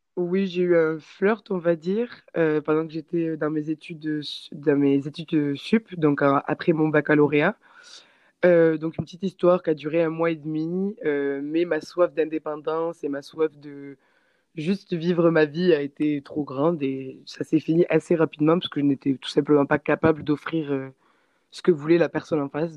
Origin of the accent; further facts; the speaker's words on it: Castres, Occitania, France; moved away as an adult; now in New Zealand; je suis française et euh, j'ai toujours habité dans une petite ville dans le sud-ouest de la France qui s'appelle euh, Castres, donc juste à côté de Toulouse